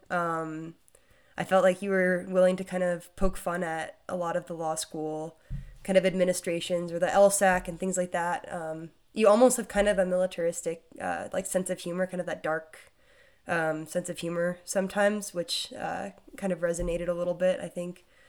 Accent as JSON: {"language": "English", "town": "Wray", "region": "Colorado", "country": "United States", "tie": "born or raised there", "moved": "as an adult", "said": "my hometown"}